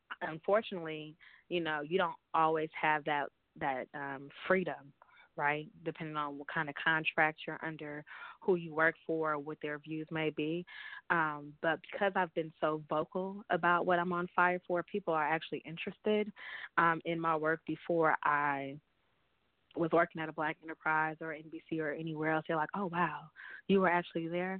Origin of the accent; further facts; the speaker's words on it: San Francisco, California, United States; moved away as an adult; also born or lived in New York; Growing up in the Bay Area